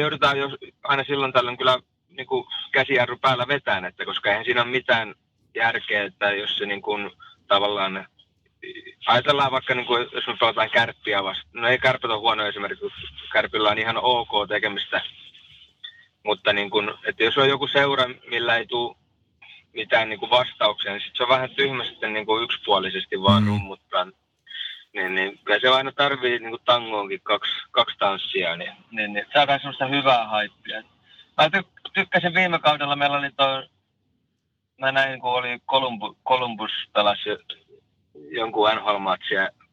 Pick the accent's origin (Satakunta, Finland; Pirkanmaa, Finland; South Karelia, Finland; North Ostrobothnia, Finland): Pirkanmaa, Finland; Tampere; synnyin tuolla Taussissa eräisenä toukokuisena päivänä